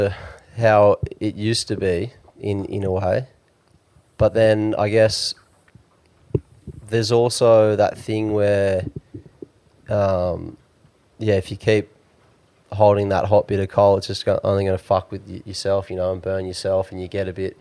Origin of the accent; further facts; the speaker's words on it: Byron Bay, New South Wales, Australia; I was born in Byron